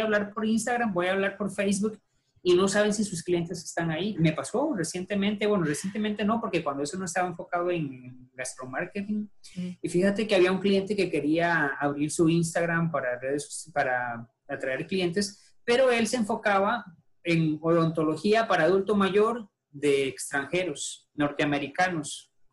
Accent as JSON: {"language": "Spanish", "region": "San José", "country": "Costa Rica", "tie": "born or raised there", "said": "yo soy de San José, Costa Rica. Eh, tengo radicado acá, prácticamente aquí nací, no me he movido de acá."}